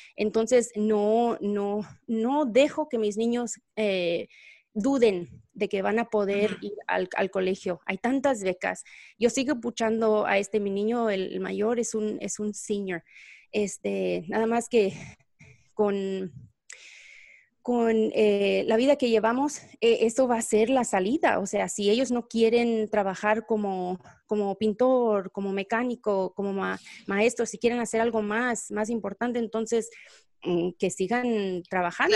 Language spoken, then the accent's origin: Spanish; Texas, United States; also born or lived in Mexico / Guadalajara; yo llegué aquí a los tres años y obviamente aquí me criaron